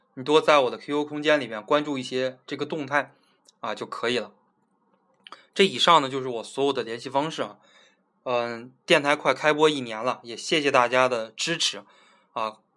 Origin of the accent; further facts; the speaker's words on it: Zhangjiakou, Hebei, China; 我在我老家河北的一个小的地基市哈，张家口